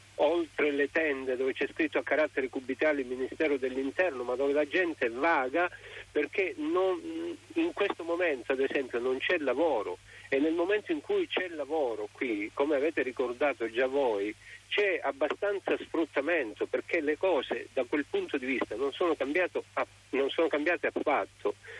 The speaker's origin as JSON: {"language": "Italian", "area": "near Rosarno", "region": "Calabria", "country": "Italy", "said": "Io sono di Rosarno, cioè sono di un paese vicino a Rosarno"}